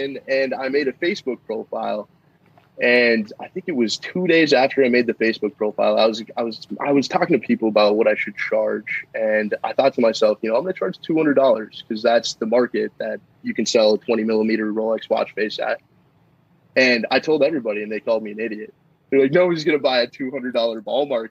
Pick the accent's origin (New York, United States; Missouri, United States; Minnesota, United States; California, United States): Minnesota, United States; Rogers; I'm from Rogers, Minnesota